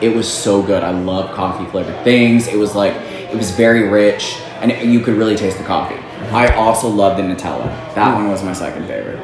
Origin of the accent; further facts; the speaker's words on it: Texas, United States; I'm from Texas